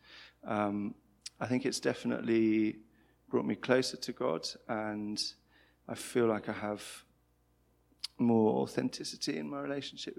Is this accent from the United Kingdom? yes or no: yes; Birmingham, West Midlands, United Kingdom; also born or lived in London; I grew up in Birmingham and studied in London, moved back to Birmingham